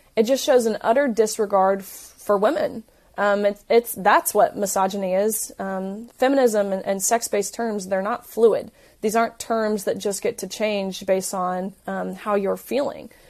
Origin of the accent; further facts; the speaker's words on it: Tennessee, United States; I'm from Tennessee, so I, I knew you know, what I'm used to at home, the people, my community